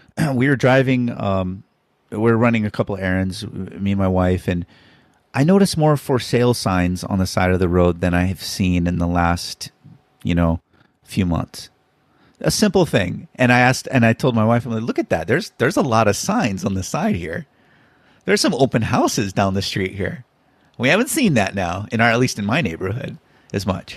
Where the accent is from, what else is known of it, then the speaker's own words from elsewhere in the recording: Honolulu, Hawaii, United States; I'm from I'm from Honolulu, Hawaii